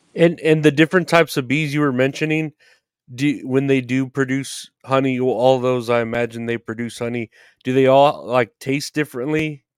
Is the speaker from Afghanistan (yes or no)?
no; Texas, United States; I'm from Texas. Like I was telling you, all we got here is hot girls and barbecue.